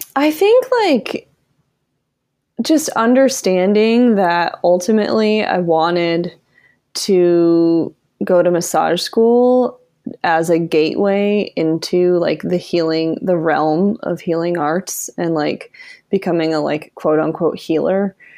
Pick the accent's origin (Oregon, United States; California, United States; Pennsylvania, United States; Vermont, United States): Vermont, United States; moved away as an adult; also born or lived in Rhode Island; now in Asheville, United States; I grew up in Vermont